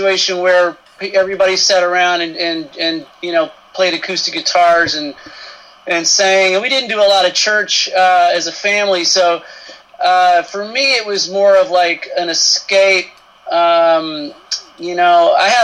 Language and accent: English; Marlton, Arkansas, United States; I grew up in Marlton, Arkansas, which is a pretty small town in central Arkansas